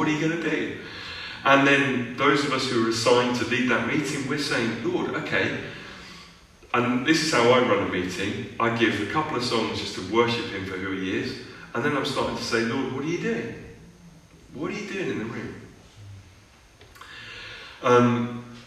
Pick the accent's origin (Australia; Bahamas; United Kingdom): United Kingdom; as British, you know, European people